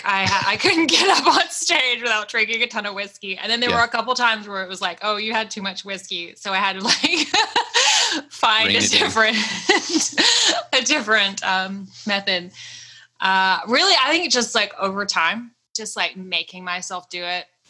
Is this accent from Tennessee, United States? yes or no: yes; Dickson, Tennessee, United States; also born or lived in Cookeville, Tennessee; we're actually from Dixon